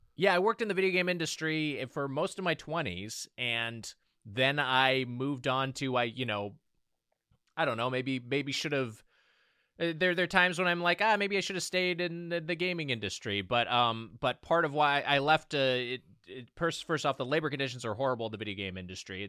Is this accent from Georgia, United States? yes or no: no; Lakewood, California, United States; Lakewood, California is my hometown